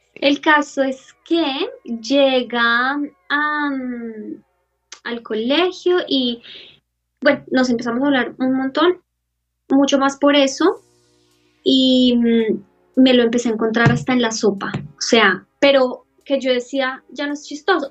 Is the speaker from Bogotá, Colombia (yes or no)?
yes; Bogotá, Colombia; moved away as an adult; also born or lived in Australia; soy de Colombia, pero estoy viviendo en Australia